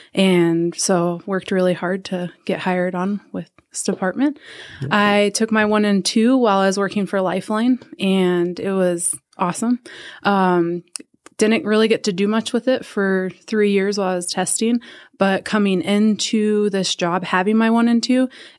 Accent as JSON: {"language": "English", "town": "Prescott", "region": "Arizona", "country": "United States", "tie": "born or raised there", "said": "I'll start with that. I was born and raised in Prescott."}